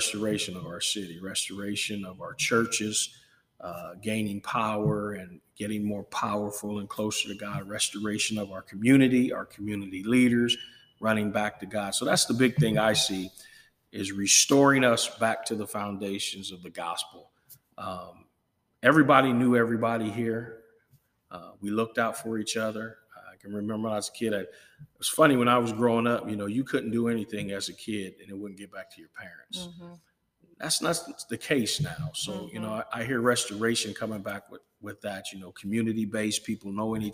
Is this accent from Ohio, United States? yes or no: yes; Akron, Ohio, United States; now in Chillicothe, United States; I grew up in Akron